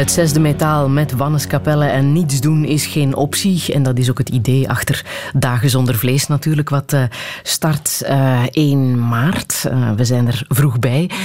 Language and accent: Dutch; Belgium